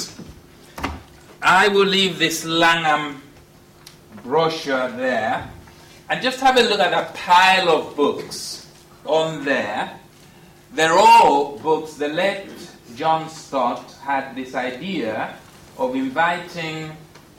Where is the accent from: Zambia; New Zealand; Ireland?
Zambia; when I was born in Northern Rhodesia